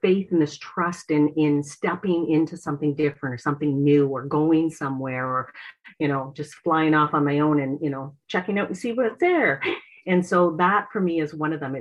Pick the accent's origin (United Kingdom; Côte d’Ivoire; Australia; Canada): Canada; Port Stanley, Ontario; moved away as an adult; now in Prince Edward Island, Canada; I'm from Port Stanley, Ontario.